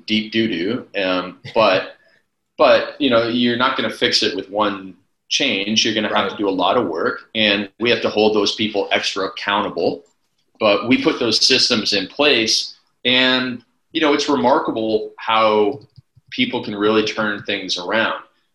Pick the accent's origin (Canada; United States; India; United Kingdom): Canada; I'm from Canada